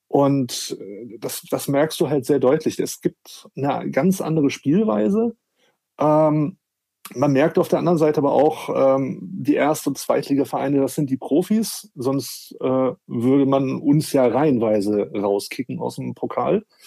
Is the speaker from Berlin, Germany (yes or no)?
no; Wolfsburg, Lower Saxony, Germany; now in Hamburg, Germany; bin aber gebürtiger Wolfsburger